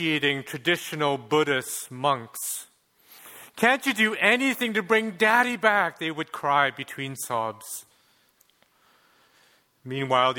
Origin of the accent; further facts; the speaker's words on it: Montreal, Quebec, Canada; While I may look like I'm from Hong Kong, je suis en fait Québécois, that always gets people, I was born in Montreal